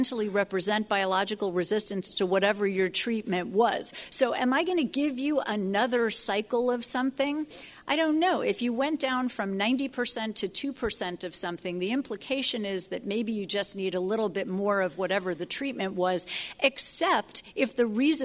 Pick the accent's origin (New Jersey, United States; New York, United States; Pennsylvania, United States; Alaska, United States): New York, United States; As a New Yorker